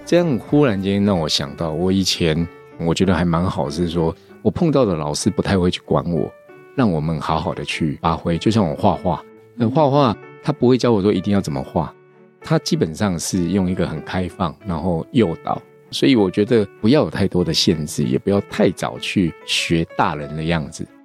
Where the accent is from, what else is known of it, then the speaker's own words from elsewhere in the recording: Tainan, Taiwan; now in Taipei, Taiwan; 我现在住台北，嗯。但是我小时候是在台南长大的